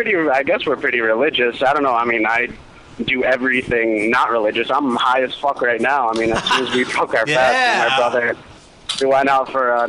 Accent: Egypt; Oh, I'm actually from Egypt.

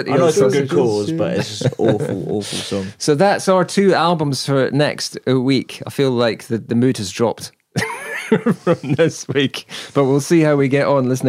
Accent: United Kingdom; Well, we're British, so what do you expect?

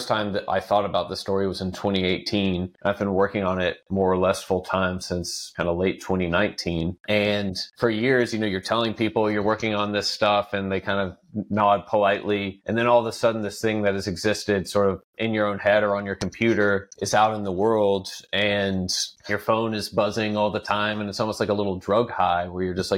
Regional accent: Texas, United States; as a Texan

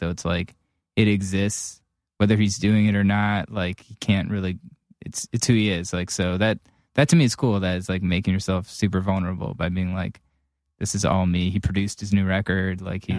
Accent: Cleveland, Ohio, United States

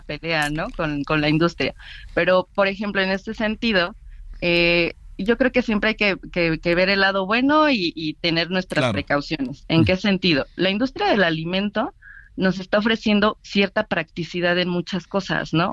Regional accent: Mexico; nosotros como mexicanos

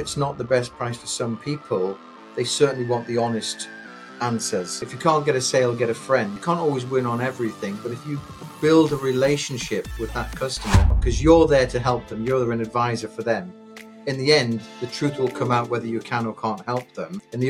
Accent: Newcastle, North East England, United Kingdom; also born or lived in London; So I grew up mainly in Newcastle. So born in London, parents were in the military. So we traveled around a bit. And most of my memories from 4 till I was 13 were probably Newcastle.

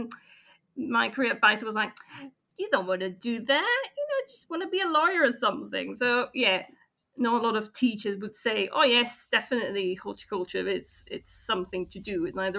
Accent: Spain; moved away as an adult; I grew up in Spain mostly, and I did my studies in Spain.

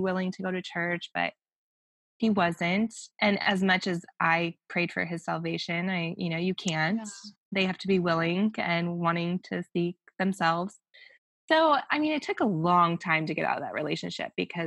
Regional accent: Denver, Colorado, United States; moved away as an adult; also born or lived in Orange County / Newport Beach; now in Los Angeles, United States; I grew up technically, yeah, in Denver. So I left right out of high school

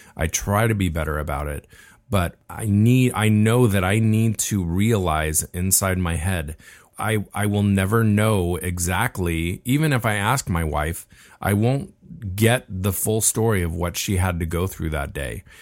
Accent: Laguna Beach, California, United States; we were born and raised in Laguna Beach

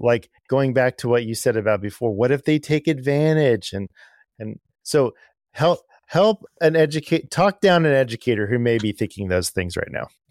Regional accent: Arcadia, Pasadena, San Gabriel Valley area, Southern California, United States; moved away; I'm originally from Southern California. Um, I grew up in, um, the Arcadia, Pasadena, San Gabriel Valley area

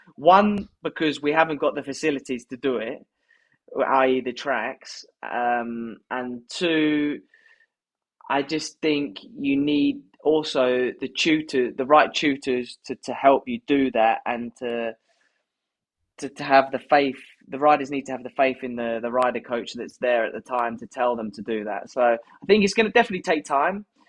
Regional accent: United Kingdom; as British riders

